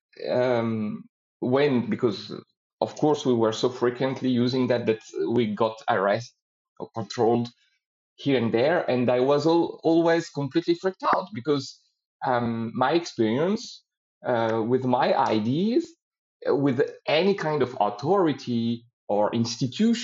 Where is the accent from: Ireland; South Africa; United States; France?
France; moved away as an adult; now in Slovenia; I was born in France. And at 25, I went in Slovenia and I stayed here